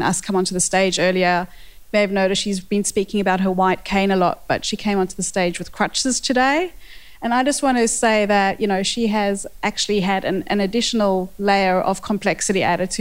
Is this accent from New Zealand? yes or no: no; South Africa; accent: South African; moved away; I have a South African accent, and I grew up in South Africa in the apartheid years